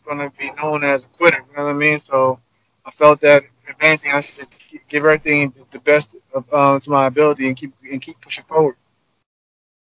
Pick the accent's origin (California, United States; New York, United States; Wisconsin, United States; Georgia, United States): New York, United States; Long Island; born and raised in Long Island, New York